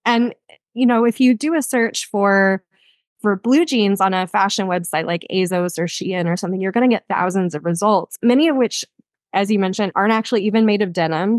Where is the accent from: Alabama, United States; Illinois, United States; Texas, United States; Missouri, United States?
Texas, United States; born or raised there; moved away